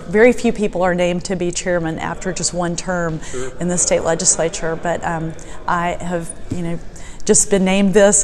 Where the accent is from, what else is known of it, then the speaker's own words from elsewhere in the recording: Sandy Springs, Georgia, United States; my best friend growing up in Sandy Springs was Nancy Castle